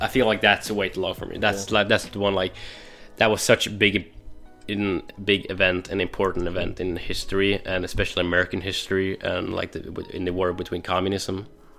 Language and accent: English; Norway; English is a second language; my hometown. Oh, really? Oh, damn. In Norway, and we're this tiny, tiny fishing village